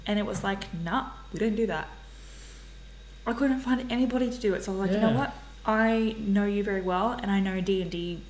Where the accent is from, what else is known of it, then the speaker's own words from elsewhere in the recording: Australia; I'm a rando from Australia